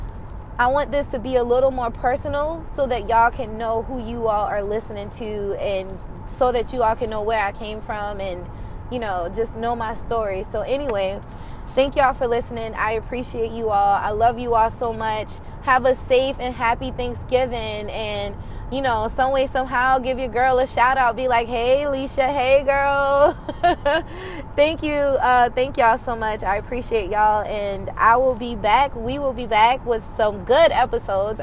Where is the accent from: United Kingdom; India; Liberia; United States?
United States; South Carolina; I'm from South Carolina and I'm from a rural area, and I don't know, I'm just a small town girl